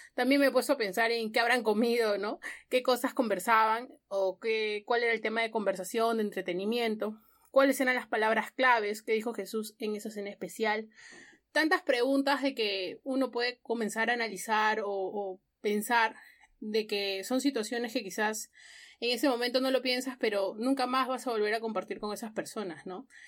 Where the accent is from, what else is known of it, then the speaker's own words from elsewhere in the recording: Ica, Peru; now in Lima, Peru; yo no soy de Lima, soy de Ica